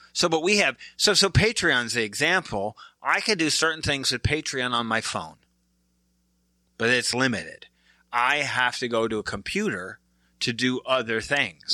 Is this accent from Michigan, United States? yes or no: yes; Michigan, United States; I'm from Michigan, so I'm a Pistons fan.